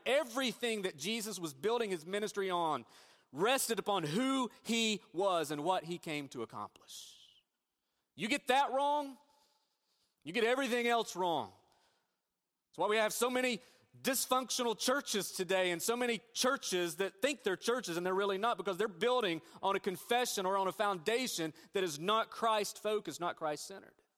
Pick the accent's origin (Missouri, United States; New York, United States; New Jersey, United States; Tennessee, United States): Tennessee, United States; Northeast; moved away; I grew up in Northeast Tennessee